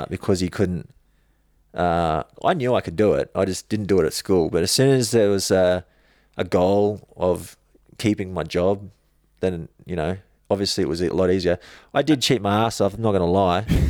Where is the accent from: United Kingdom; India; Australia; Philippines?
Australia; Logan, Queensland; grew up in Logan